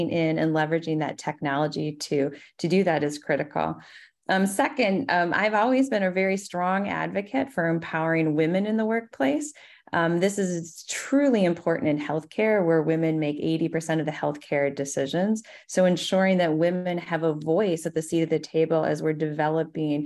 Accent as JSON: {"language": "English", "region": "Minnesota", "country": "United States", "said": "my home state of Minnesota"}